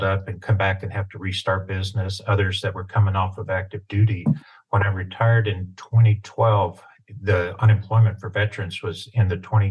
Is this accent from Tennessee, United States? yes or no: yes; East Tennessee, United States; I had a great childhood growing up in East Tennessee, farm boy